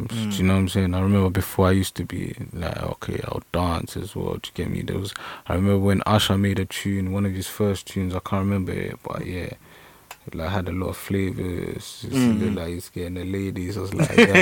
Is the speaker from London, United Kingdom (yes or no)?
yes; London, United Kingdom; I'm from East London. Yeah? Don't know. East born and bred